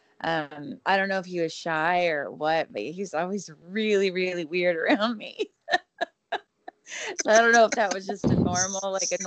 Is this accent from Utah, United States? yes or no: no; South Texas, United States; I was from South Texas